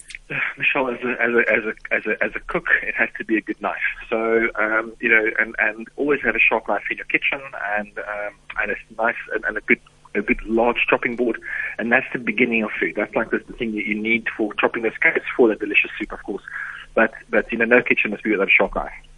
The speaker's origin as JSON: {"language": "English", "country": "South Africa", "said": "as a South African"}